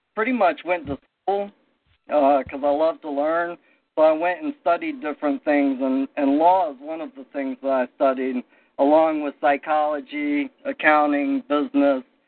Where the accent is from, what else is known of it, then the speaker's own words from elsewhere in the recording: South Carolina, United States; I grew up in in South Carolina